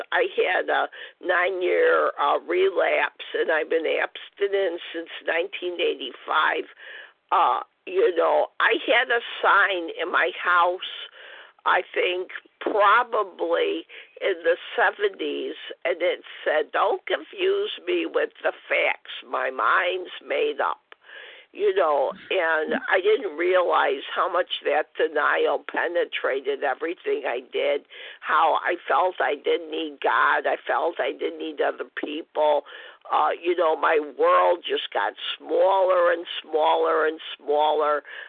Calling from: Illinois, United States; And I'm from Illinois.

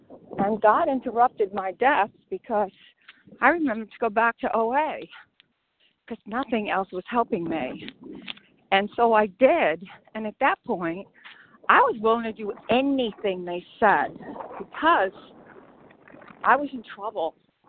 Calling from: St. Augustine, Florida, United States; I'm calling from St. Augustine, Florida.

